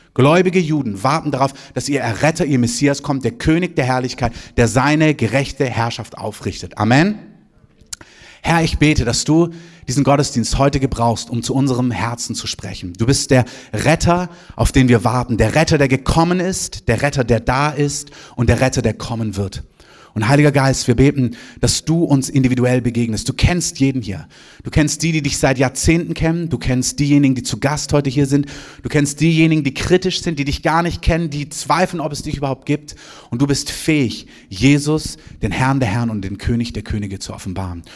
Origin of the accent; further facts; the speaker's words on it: Southern Germany, Germany; moved away; in Süddeutschland, wo ich herkomme